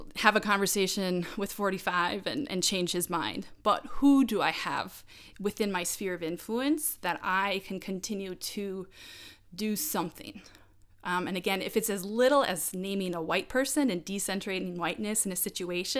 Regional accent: United States; I grew up in America, in North America, in the United States

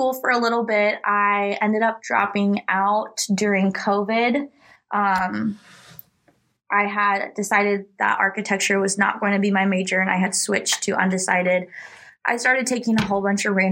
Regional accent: Omaha, Nebraska, United States; also born or lived in Texas; I am from Omaha, Nebraska, born and raised pretty much my whole life. I lived in Texas for a short stint when I was younger

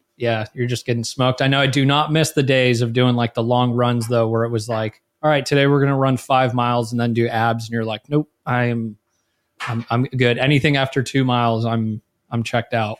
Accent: Millbrae, California, United States; I was born in Millbrae, California, which is, uh, about ten minutes south of San Francisco.

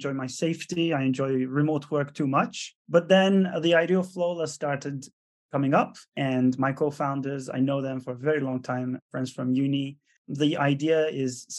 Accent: Istanbul, Turkey; moved away; also born or lived in Italy / France / Netherlands / United States; Born and raised in Istanbul, Turkey. Moved to Europe then.

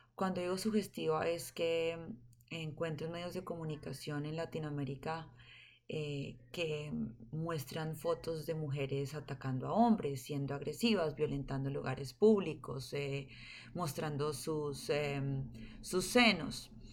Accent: Colombia; moved away as an adult; now in California, United States; Soy colombiana

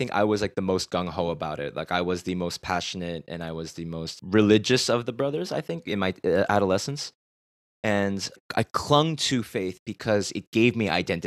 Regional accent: Boston, Massachusetts, United States; moved away as an adult; now in South Korea; I went to Boston Onuri Church

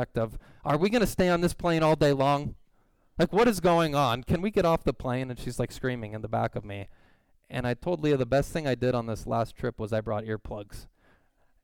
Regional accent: Southern California, United States; moved away; I grew up in Southern California

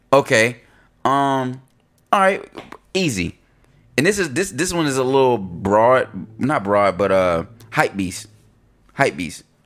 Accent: Concord, North Carolina, United States; growing up in North Carolina, we we in Concord, you know, Mill City

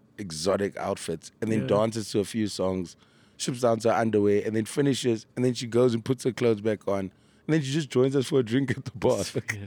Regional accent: Durban, KwaZulu-Natal, South Africa; I grew up in Durban. I've only been here since 2010. So in Durban, our school excursions always involved something to do with Shaka.

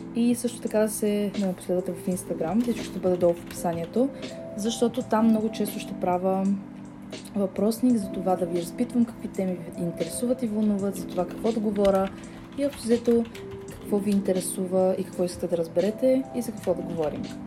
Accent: Bulgaria; съм от България

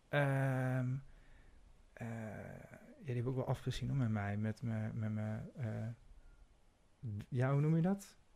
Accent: North Brabant, Netherlands; accent: Brabantian; now in Amsterdam, Netherlands; En ik sprak ook zo plat Brabants.

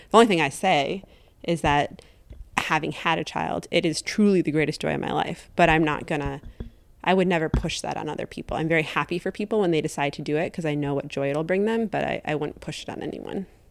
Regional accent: Janesville, Wisconsin, United States; moved away as an adult; also born or lived in Saint Louis, Missouri / Madison, Wisconsin; I grew, was born and raised in Janesville, Wisconsin, southern Wisconsin

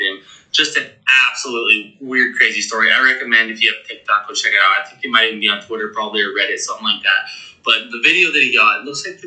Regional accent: Montana, United States; moved away; my hometown of Montana. Not my hometown, but my home state of Montana

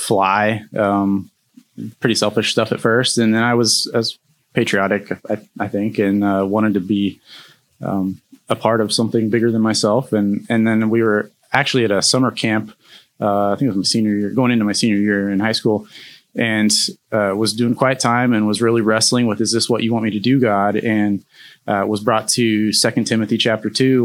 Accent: New Mexico, United States; now in Florida, United States; I grew up in New Mexico

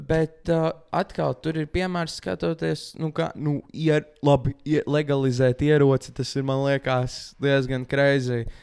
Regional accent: Latvia; mēs esam latvieši

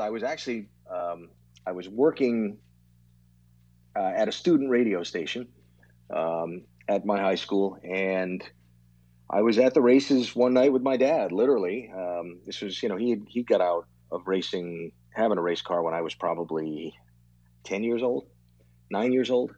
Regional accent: Providence, Rhode Island, United States; Growing up, Providence, Rhode Island. I grew up in Rhode Island

